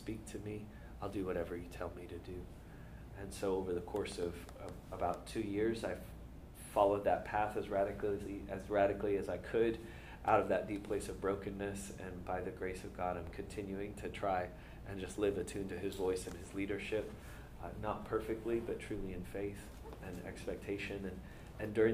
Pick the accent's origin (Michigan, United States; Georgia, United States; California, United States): Georgia, United States; Atlanta; I grew up here in Atlanta.